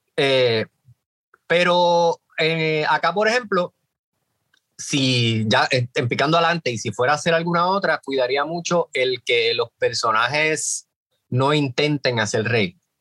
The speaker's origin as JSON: {"language": "Spanish", "country": "Puerto Rico", "said": "somos los puertorriqueños"}